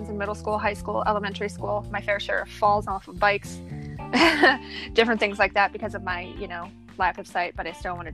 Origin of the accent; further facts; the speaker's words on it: Ohio, United States; I'm from Ohio.